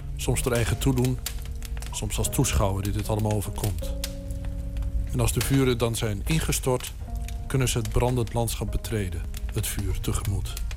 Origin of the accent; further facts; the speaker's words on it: Twente, Overijssel, Netherlands; Ik kom zelf uit Twente, het oosten van het land.